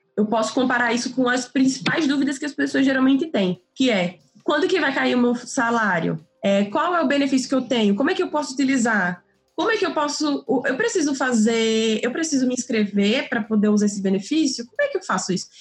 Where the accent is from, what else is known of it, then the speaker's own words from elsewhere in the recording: Natal, Rio Grande do Norte, Brazil; sou de Natal